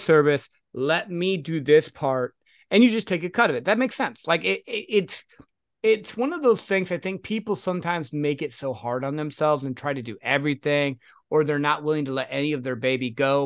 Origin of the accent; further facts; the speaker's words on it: Michigan, United States; now in Texas, United States; I'm originally from Michigan, though. So, like, I'm used to the snow.